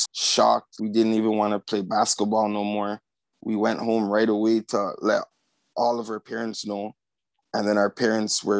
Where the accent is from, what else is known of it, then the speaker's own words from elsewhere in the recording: Toronto, Ontario, Canada; Growing up in Scarborough as a young Black youth, it was actually very multicultural